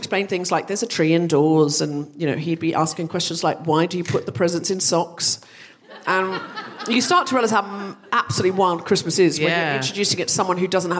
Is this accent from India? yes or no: no; Australia; now in London, United Kingdom; I grew up in Australia and there was very little snow.